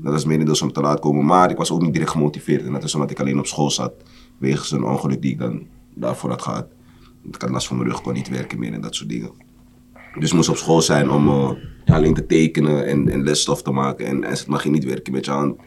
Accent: Amsterdam, North Holland, Netherlands; Geboren en getogen in Amsterdam

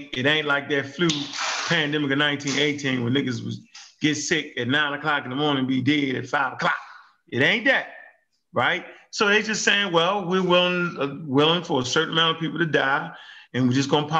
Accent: United States; So being an American

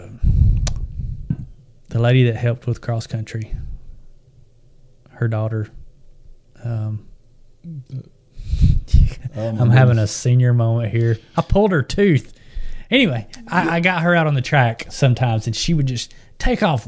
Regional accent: the South, United States; we're from the South, and we say what the letters say

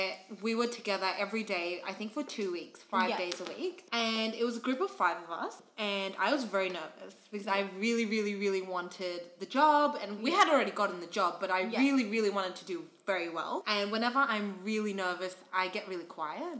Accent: Sydney, New South Wales, Australia; We're both from Sydney, Australia.

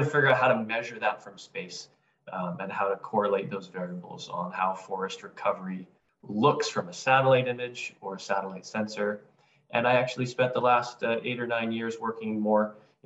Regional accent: British Columbia, Canada; my roots had me growing up in British Columbia

